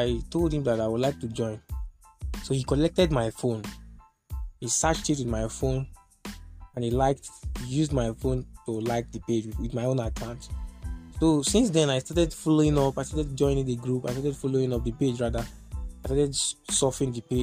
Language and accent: English; Etche LGA, Igbo Etche, Rivers State, Nigeria; I'm from River State, Eche local government area, Ibo Eche to be more precise